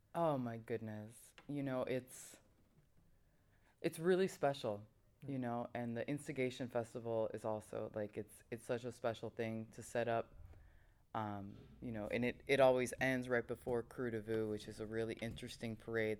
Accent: United States; growing up in the States

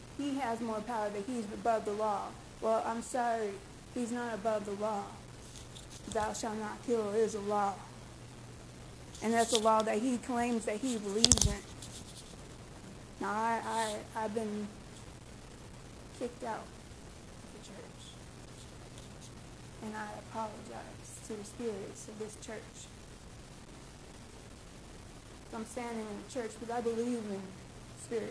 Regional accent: Memphis, Tennessee, United States; I grew up in Memphis, Tennessee.

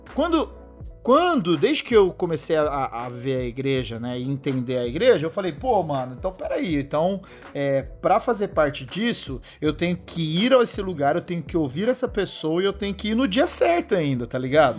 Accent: São José do Rio Preto, São Paulo, Brazil; eu sou de São José do Rio Preto, né? Uma cidade aqui no interior de São Paulo

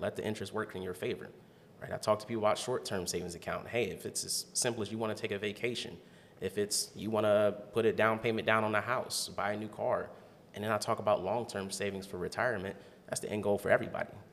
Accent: Canton, Ohio, United States; also born or lived in Alabama; now in Columbus, United States; I grew up in Canton, Ohio. Uh, I was born in Alabama

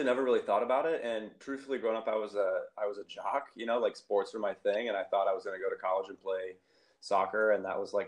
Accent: Ohio, United States; moved away as an adult; also born or lived in Illinois / Chicago / Oakland; now in Sacramento, United States; I'm originally from the Midwest. I grew up in Ohio, went to school, undergrad in Ohio

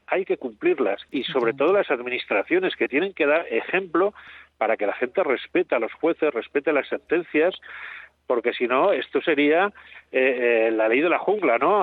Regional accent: Benavarre, Aragon, Spain; de Benavarre, de donde yo soy originario, somos de habla catalana, pero somos aragoneses.

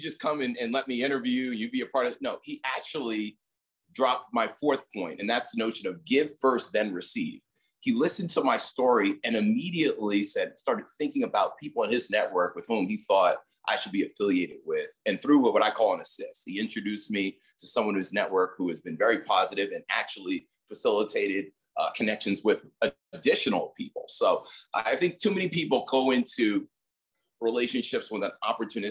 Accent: New York, United States; born and raised in New York

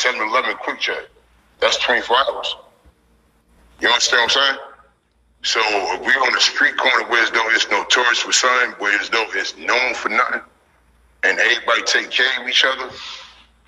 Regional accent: Passaic, New Jersey, United States; I'm from Passaic

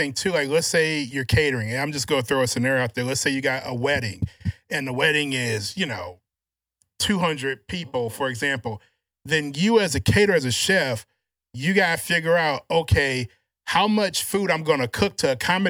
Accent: Louisiana, United States; Yeah, I'm from Louisiana. I'm a big boy, too.

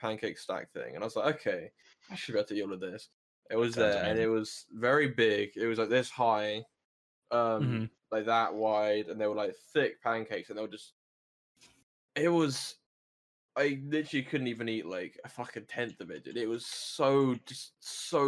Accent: United Kingdom; I'm British

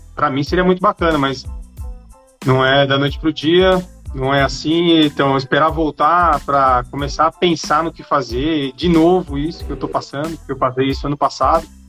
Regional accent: São Paulo, Brazil; moved away; also born or lived in São Bernardo do Campo; Eu nasci aqui em São Paulo. Tô morando até perto de onde eu nasci

